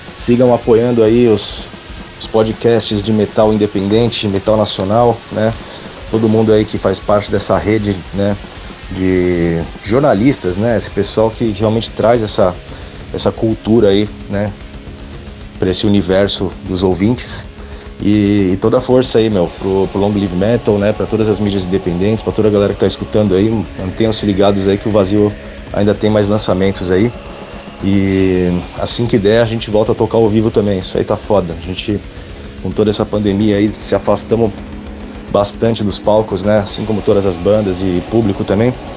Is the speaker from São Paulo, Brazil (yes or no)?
yes; São Paulo, Brazil; eu sou é, da Zona Norte de São Paulo, né? E esse pessoal também. Então a gente já se conhece desde pivete